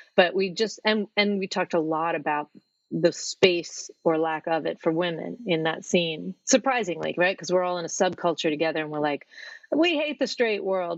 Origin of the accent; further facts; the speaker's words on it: New York, United States; moved away as an adult; now in Norwich, United Kingdom; I'm from New York